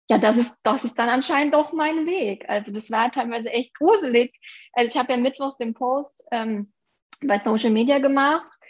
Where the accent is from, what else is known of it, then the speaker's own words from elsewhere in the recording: Aachen, North Rhine-Westphalia, Germany; bin 29 Jahre alt, komme aus den ähm, schönen Aachen und bin Fotografin